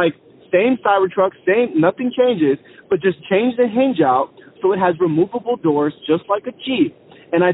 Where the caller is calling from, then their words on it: Columbia, South Carolina, United States; I'm calling from Columbia, South Carolina.